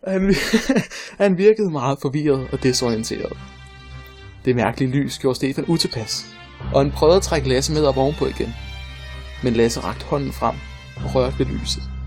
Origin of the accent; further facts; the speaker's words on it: Funen, Southern Denmark, Denmark; jeg er fra Fyn, og jeg kan ikke fake en Fyns dialekt